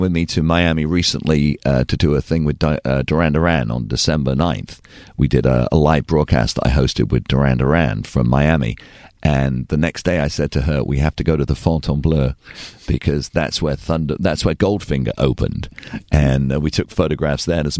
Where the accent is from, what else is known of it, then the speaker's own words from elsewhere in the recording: England, United Kingdom; now in United States; And actually, I'm from England.